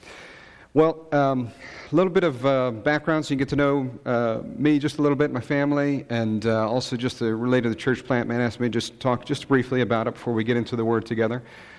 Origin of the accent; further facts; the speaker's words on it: Rochester, New York, United States; moved away; I'm originally from Rochester, New York.